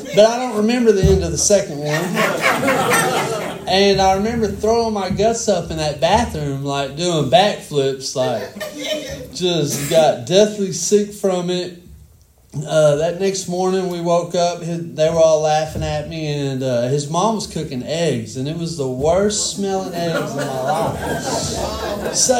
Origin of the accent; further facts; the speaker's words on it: Denison, Texas, United States; I grew up in Denison, Texas, and I had a single mom, two little brothers